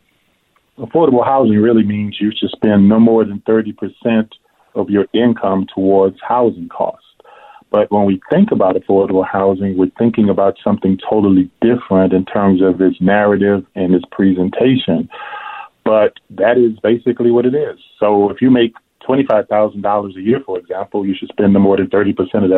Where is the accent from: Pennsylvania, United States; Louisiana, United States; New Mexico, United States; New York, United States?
Louisiana, United States; New Orleans; now in Minneapolis, United States; I'm originally from New Orleans